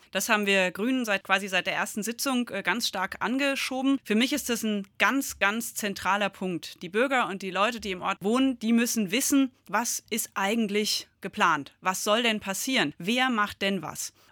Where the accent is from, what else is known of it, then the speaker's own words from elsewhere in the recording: Gundernhausen, Hesse, Germany; Also ich bin hier aufgewachsen, ich bin in Gundernhausen geboren, zur Schule gegangen